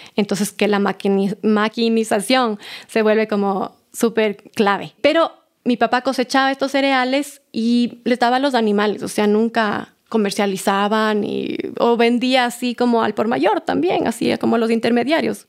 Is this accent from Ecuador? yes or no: yes; Pifo, Pichincha, Ecuador; born or raised there